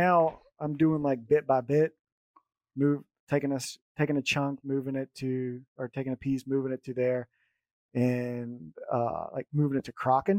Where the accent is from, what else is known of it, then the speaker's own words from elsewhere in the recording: United States; now in Germany; I'm American, but I live in Germany.